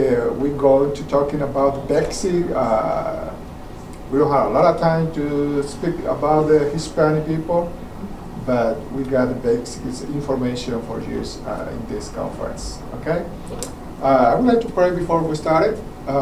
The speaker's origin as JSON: {"language": "English", "country": "Paraguay", "second_language": "English", "moved": "as an adult", "lives_now": "Georgia, United States", "said": "I am original from Paraguay, South America."}